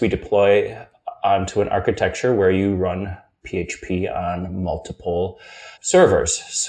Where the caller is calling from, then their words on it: Cologne, North Rhine-Westphalia, Germany; And I'm calling from the now dark city of Cologne, where I'm at our brand new WeWork.